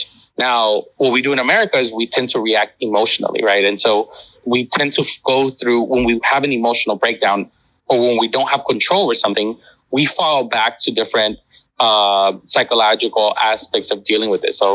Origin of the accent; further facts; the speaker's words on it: Los Angeles, California, United States; moved away as an adult; now in Beijing, China; I'm from Los Angeles